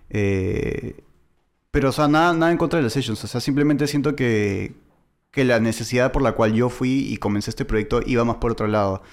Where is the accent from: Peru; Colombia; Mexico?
Peru; accent: medio argentino; now in Argentina; yo soy de Perú